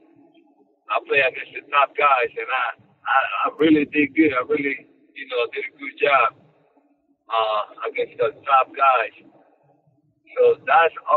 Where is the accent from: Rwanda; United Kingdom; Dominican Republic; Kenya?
Dominican Republic; English is a second language; now in United States; I'm Dominican from the Dominican Republic.